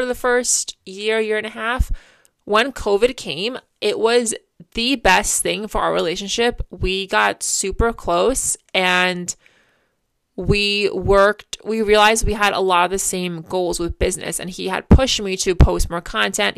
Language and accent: English; Port, New York, United States; we've both grew up in Port our entire lives